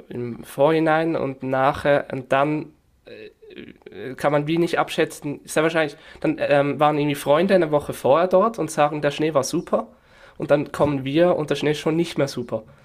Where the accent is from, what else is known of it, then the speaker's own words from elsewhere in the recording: Northwestern Switzerland, Switzerland; accent: Swiss German; Ich komme aus der Nordwestschweiz